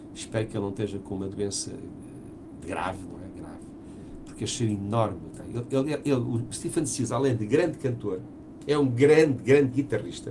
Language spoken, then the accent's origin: Portuguese; Portugal; eu venho de Portugal, não venho da Ibéria